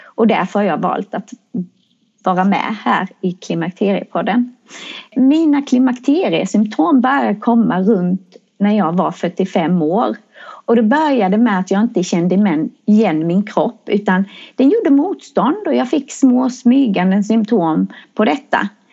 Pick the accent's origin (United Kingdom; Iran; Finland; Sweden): Sweden; Växjö, Kronoberg County; jag kommer från Växjö.